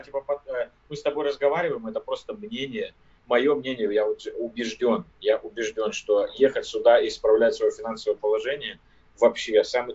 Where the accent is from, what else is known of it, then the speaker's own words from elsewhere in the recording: Siberia, Russia; moved away as an adult; now in United States; Я родился в, в глубинке, в Сибири, в деревне, то есть я не из Москвы и не из, там, из какого-то крупного города